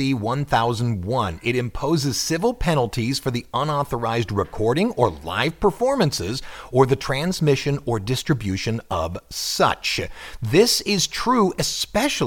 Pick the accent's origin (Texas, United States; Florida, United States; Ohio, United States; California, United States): Ohio, United States; My home state